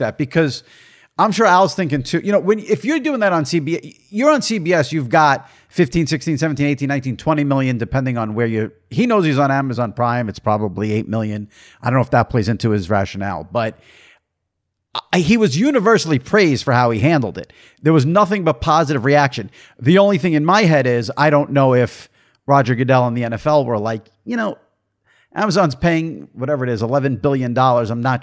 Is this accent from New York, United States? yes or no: yes; New York, United States; as a New Yorker